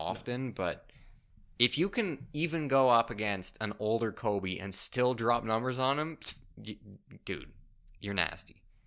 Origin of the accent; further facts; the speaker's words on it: Canada; as a Canadian